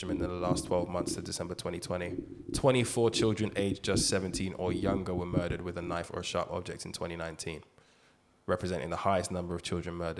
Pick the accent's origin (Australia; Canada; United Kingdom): United Kingdom; London; being a Londoner